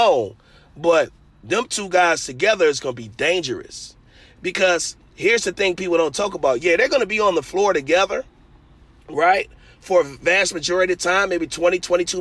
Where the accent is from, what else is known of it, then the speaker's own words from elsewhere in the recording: Detroit, Michigan, United States; I'm from Detroit